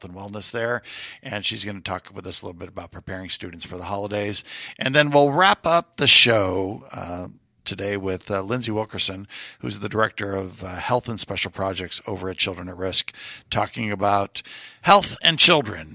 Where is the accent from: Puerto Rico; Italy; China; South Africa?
Puerto Rico; now in Houston, United States; growing up in Puerto Rico